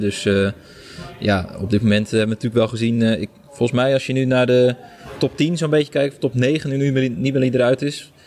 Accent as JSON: {"language": "Dutch", "country": "Netherlands", "said": "voor ons als Nederlandse journalisten"}